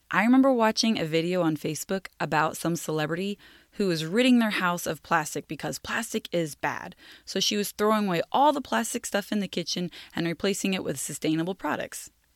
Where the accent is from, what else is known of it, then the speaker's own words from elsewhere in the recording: United States; I'm speaking as an American